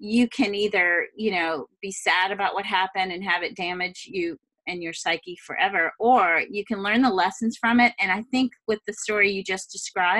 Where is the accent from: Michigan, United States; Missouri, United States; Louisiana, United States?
Louisiana, United States; now in West Coast, United States; I come from Louisiana, and we suffer hurricanes.